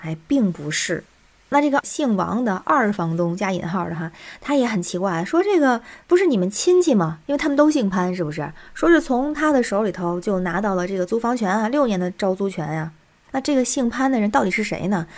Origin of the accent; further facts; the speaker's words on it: Tianjin, China; now in Beijing, China; 我是天津人，在北京